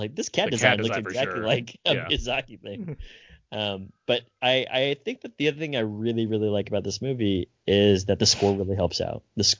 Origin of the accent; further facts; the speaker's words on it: Italy; And I grew up in Italy.